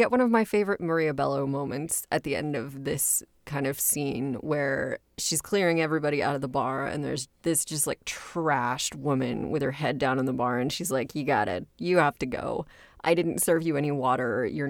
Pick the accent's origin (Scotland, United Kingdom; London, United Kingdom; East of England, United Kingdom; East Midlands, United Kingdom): Scotland, United Kingdom; I was an archaeology major and that I was originally from Scotland.